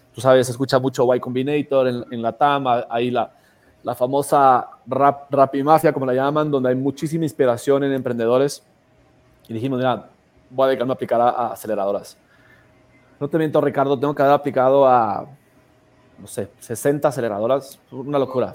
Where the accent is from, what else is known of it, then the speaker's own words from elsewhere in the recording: Ecuador; nosotros venimos de Ecuador